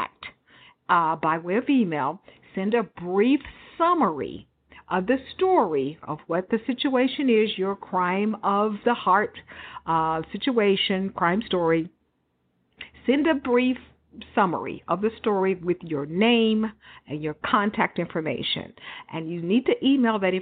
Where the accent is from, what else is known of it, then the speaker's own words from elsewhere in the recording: Houston, Texas, United States; also born or lived in Dallas; I grew up in Houston for years, all through my childhood